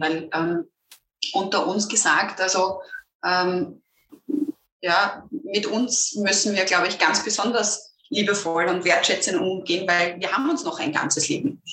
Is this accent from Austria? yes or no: yes; Lower Austria, Austria; ich bin ähm, Niederösterreicherin